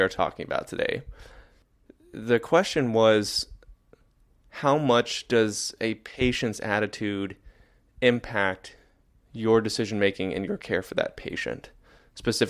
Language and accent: English; Arkansas, United States; as a kid growing up in Arkansas